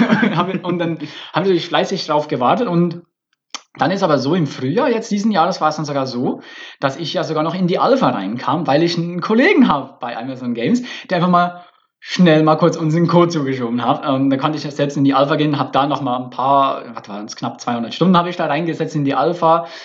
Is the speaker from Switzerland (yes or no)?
yes; Switzerland; now in Berlin, Germany; Ich bin ja Schweizer. Ich bin hier der Schweizer